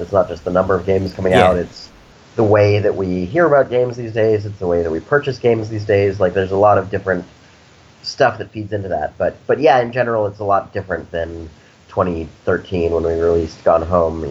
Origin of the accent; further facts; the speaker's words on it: Snowmass Village, Colorado, United States; now in San Francisco, United States; I grew up in Colorado, actually, in a small town in the mountains called Snowmass Village